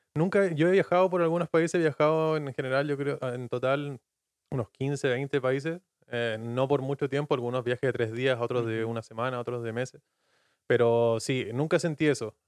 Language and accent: Spanish; Puerto Natales, Magallanes and Chilean Antarctica, Chile; moved away as an adult; now in Dublin, Ireland; yo soy de una ciudad pequeña, eh, Puerto Natales